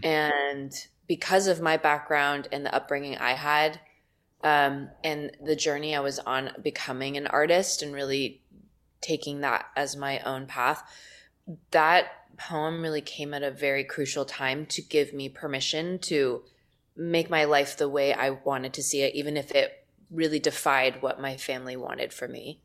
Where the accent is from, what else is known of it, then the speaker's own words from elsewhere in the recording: Los Angeles, California, United States; I'm from Los Angeles